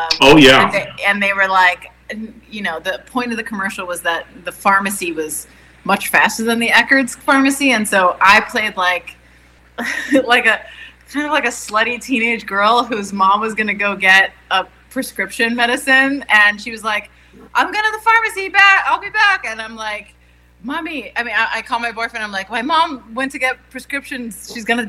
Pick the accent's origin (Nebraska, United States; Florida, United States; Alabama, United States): Florida, United States; Miami; I'm from fucking Westchester, man.